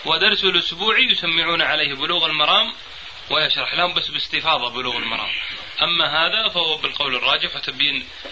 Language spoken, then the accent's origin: Arabic; Buraydah, Al-Qassim, Saudi Arabia; في القصيم عندنا في بريدة